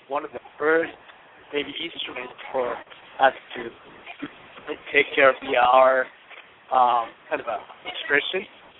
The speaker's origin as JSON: {"language": "English", "country": "Japan", "tie": "born or raised there", "second_language": "English", "moved": "as an adult", "lives_now": "United States", "said": "I was born and raised in Japan, and I moved to this country about 15 years ago."}